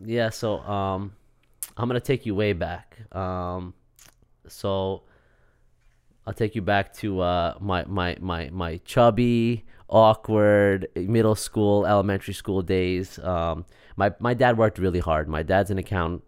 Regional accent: Syosset, New York, United States; also born or lived in Queens; I actually grew up in Syosset

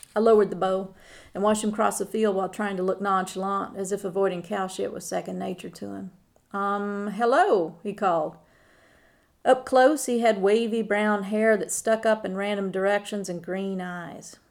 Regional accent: Northwest Arkansas, United States; I am originally from Arkansas, Northwest Arkansas, to be specific

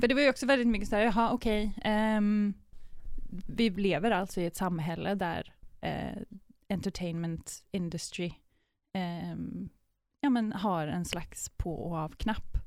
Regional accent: Sweden; moved away as an adult; now in Amsterdam, Netherlands; jag är svensk, så jag låter lite, kanske lite annorlunda

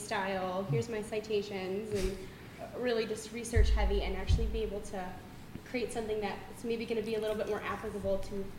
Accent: Madison, Wisconsin, United States; moved away; I grew up in the Madison area, and it's a couple hours away, and then I have family all over

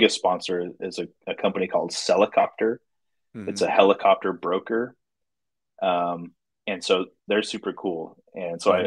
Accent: Utah, United States; I'm from Utah

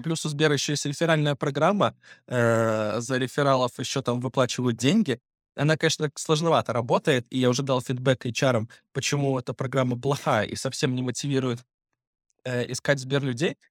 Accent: Belarus; moved away as an adult; now in Moscow, Russia; Плюс я иностранец, я еще так и не получил гражданство, то есть я живу э, как белорус

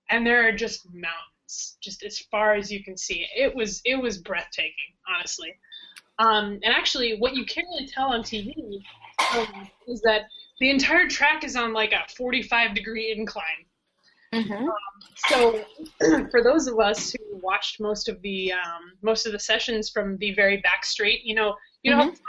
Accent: United States; bro, I'm from America.

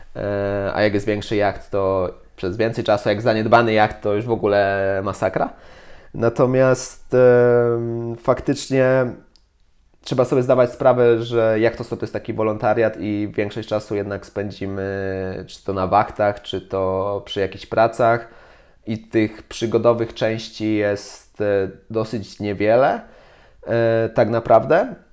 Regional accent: Poland; jestem z Polski

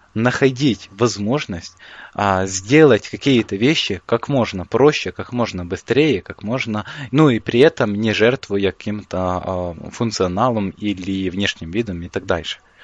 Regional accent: Ukraine; я из Украины

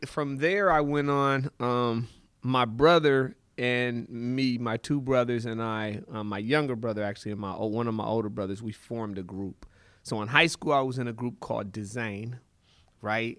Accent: Seattle, Washington, United States; I was born in Seattle. uh, University of Washington Hospital. My mother and father are from Zimbabwe. So they came here in the seventies. So I was born here. My kinda earliest memories go back to really the Central District

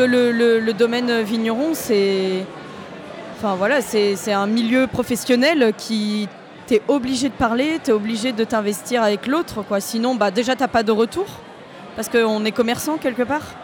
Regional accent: La Rochelle, Nouvelle-Aquitaine, France; moved away as an adult; now in Beaujolais, France; à la base je viens de La Rochelle. Je suis arrivée dans le Beaujolais parce que j'avais trouvé un travail.

